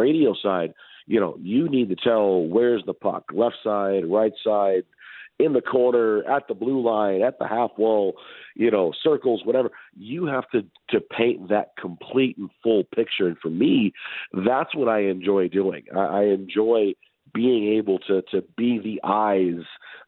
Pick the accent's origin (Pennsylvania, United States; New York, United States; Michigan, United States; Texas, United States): Michigan, United States; Detroit; now in Seattle, United States; I'm from Detroit originally